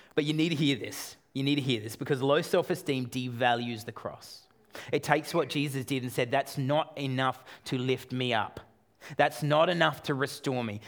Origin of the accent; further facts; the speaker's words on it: Australia; I'm Australian